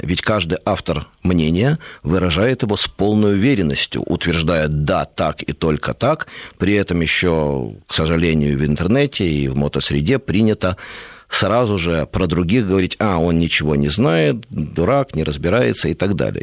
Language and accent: Russian; Kyiv, Ukraine; moved away; also born or lived in Moscow; я вырос не в Москве, а в Киеве, рядом с мотозаводом.